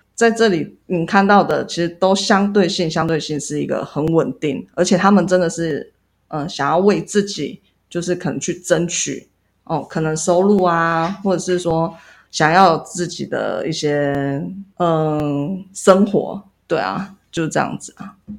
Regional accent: Yuli, Hualien County, Taiwan; 因为我就是从小在这里长大的

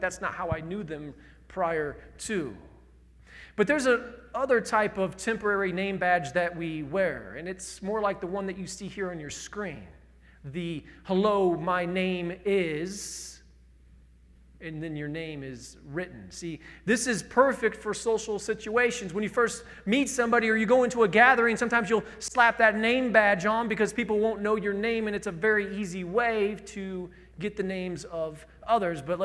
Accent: Indiana, United States; I'm from Indiana.

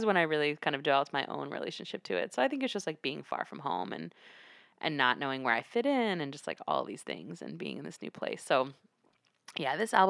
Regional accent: North Carolina, United States; moved away as an adult; also born or lived in Pennsylvania; growing up in North Carolina where there were, like, very few Latinos at the time.

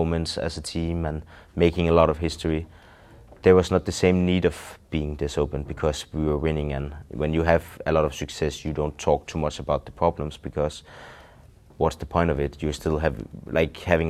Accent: Denmark; first language Danish; English is a second language; when we're speaking Danish

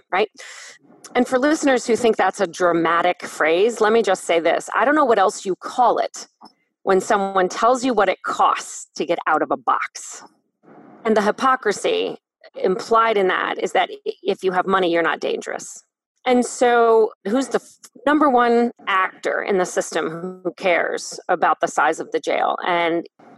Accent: Canton, Ohio, United States; in my hometown, 24% of people in Canton

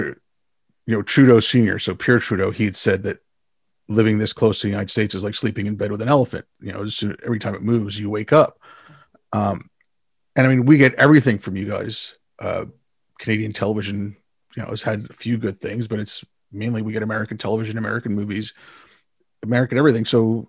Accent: India; born there; I was born in India.

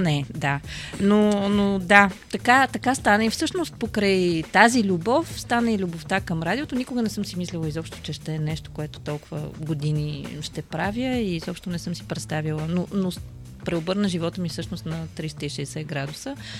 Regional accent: Pernik, Pernik Province, Bulgaria; аз съм от Перник

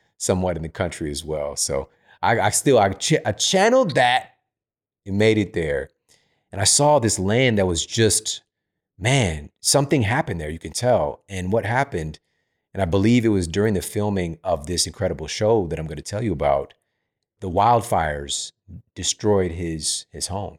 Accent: St. Louis, Missouri, United States; moved away; I'm from Saint Louis. It's pretty flat.

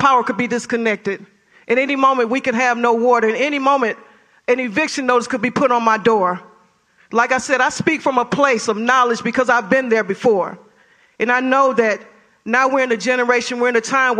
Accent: Detroit, Michigan, United States; now in Greenville, United States; Being from a place of poverty myself, growing up in Detroit, Michigan, and seeing poverty firsthand

